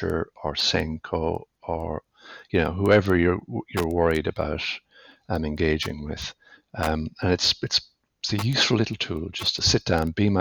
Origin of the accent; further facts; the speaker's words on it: west of Ireland, Ireland; as you might tell from my accent, I grew up in the west of Ireland